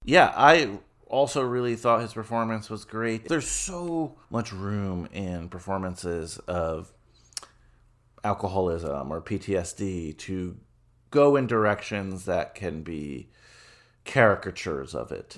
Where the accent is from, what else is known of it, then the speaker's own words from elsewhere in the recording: New Jersey, United States; also born or lived in New York; where I grew up in New Jersey